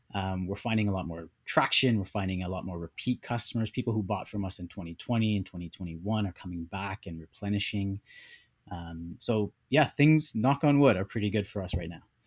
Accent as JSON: {"language": "English", "country": "Canada", "tie": "born or raised there", "also_born_or_lived": "United States", "lives_now": "Vancouver, Canada", "said": "born and raised in Canada, but we were in the U S for a bit"}